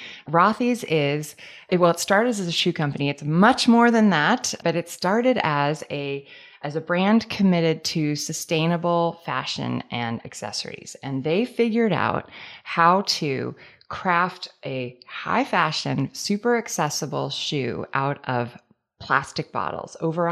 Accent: San Francisco, California, United States; I'm from San Francisco.

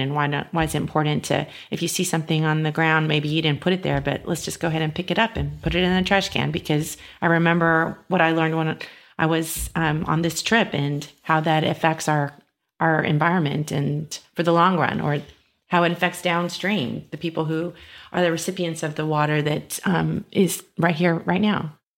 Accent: San Antonio, Texas, United States; I'm born and raised in San Antonio

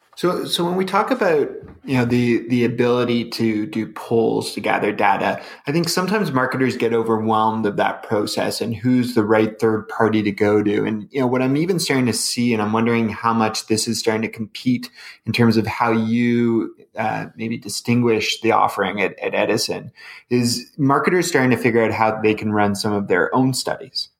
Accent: Canada; as a Canadian

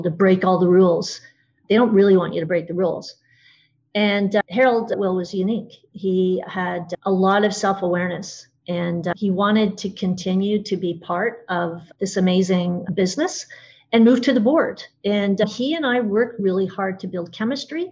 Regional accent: Canada; I'm Canadian

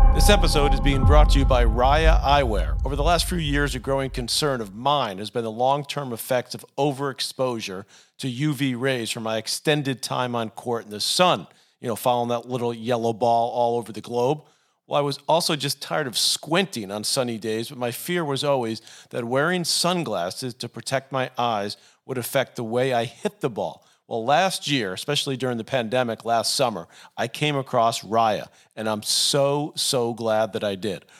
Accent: New York City, New York, United States; we used to play ping pong in our basement garage growing up in Douglaston, Queens

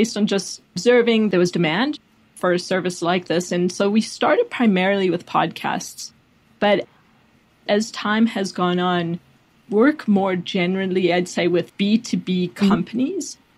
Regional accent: South Africa; also born or lived in Chicago / Washington, District of Columbia, United States; now in Austin, United States; I grew up in South Africa

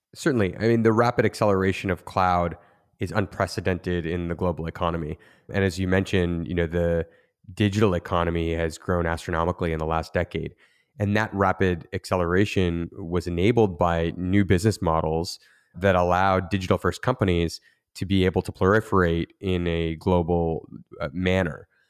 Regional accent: Niagara region, near Niagara Falls, Ontario, Canada; I grew up in Niagara region near, uh, Niagara Falls, Canada

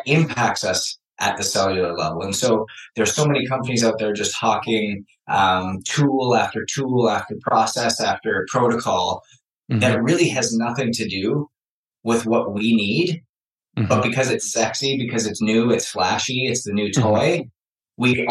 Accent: Canada; I was born in Canada, hockey player

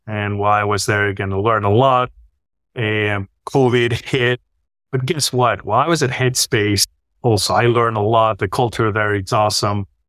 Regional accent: Spain; moved away as an adult; also born or lived in Switzerland; I'm from Spain.

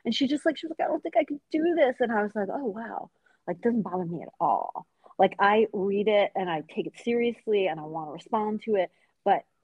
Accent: Long Island, New York, United States; also born or lived in Tehran, Iran; I'm from Long Island

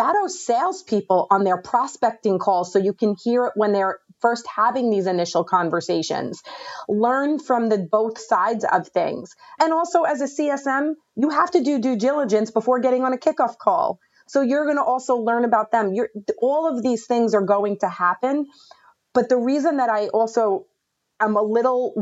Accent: New York, United States; I'm from New York

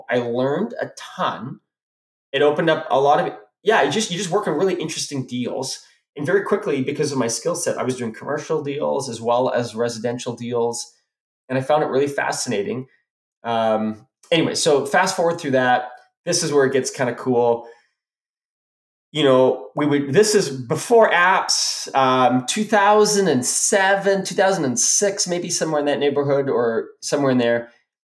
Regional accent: South Africa; moved away; because that's where we're from, we're immigrated from South Africa.

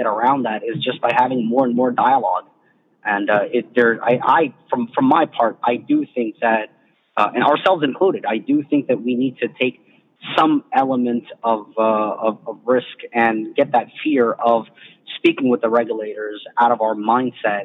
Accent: United States; as an American

